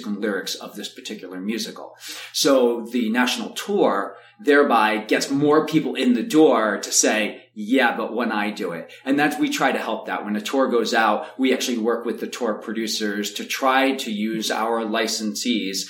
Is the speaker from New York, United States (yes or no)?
yes; New York, United States; also born or lived in Chicago; I'm from New York, to come back to New York